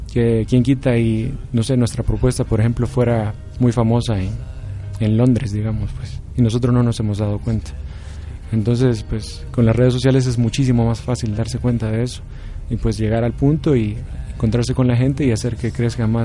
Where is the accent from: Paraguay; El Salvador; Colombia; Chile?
El Salvador; Eh, por ejemplo, yo que soy del Salvador, se me hace muy fácil compartirla a muchas de las personas